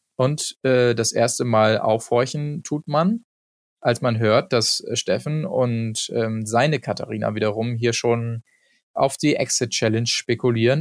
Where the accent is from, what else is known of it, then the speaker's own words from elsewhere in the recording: Hamburg, Germany; wir sind halt auch Hamburger